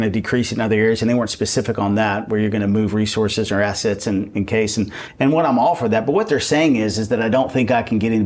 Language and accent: English; Texas, United States; I'm from Texas.